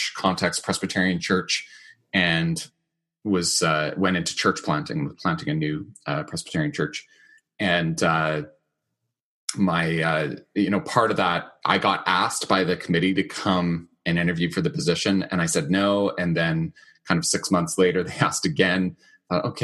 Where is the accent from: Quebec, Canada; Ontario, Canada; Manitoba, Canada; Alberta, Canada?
Manitoba, Canada; Winnipeg; my hometown, Winnipeg